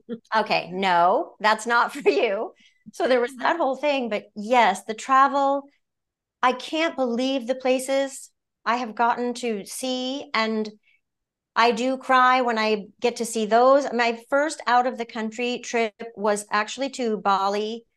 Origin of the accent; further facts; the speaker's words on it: Maine, United States; moved away as an adult; also born or lived in Orlando, Florida; now in Los Angeles, United States; being born and raised in Maine